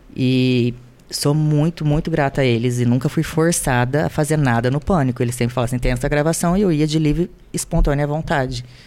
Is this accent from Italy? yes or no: no; Londrina, Paraná, Brazil; moved away as an adult; also born or lived in Grandes Rios, Brazil; now in Rio de Janeiro, Brazil; eu vim de Grandes Rios, depois para Londrina